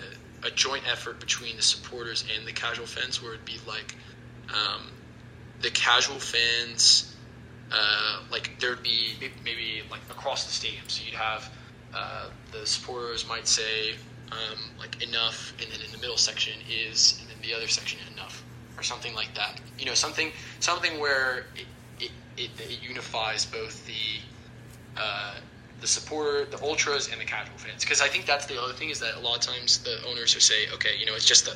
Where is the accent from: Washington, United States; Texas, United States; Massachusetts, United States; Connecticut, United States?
Texas, United States; Houston; I grew up while going to games. I grew up in Houston, H-Town, hold it down.